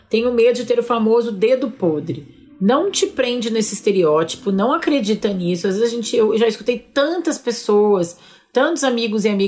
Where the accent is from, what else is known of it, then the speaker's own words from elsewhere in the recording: Ribeirão Preto, São Paulo, Brazil; eu sou de Ribeirão Preto e faço parte de um coletivo que se chama Coletivo Juntas